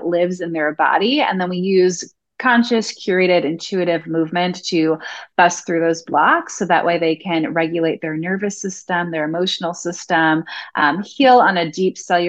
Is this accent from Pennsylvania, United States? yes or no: no; New York, United States; I'm originally from New York